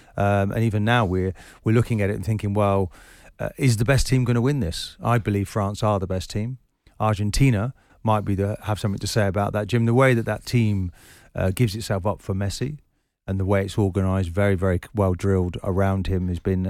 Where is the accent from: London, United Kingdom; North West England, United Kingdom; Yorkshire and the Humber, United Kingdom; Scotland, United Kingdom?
Scotland, United Kingdom; as a Scotsman, you give your eye teeth to achieve what we achieved in the World Cup.